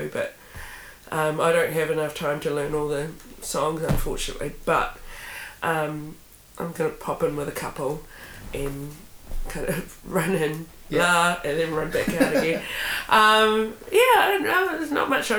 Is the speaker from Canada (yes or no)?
no; Upper Hutt, Wellington, New Zealand; growing up in Upper Hutt, you kind of just don't really, you're not really surrounded by a whole bunch of families that speak Te Reo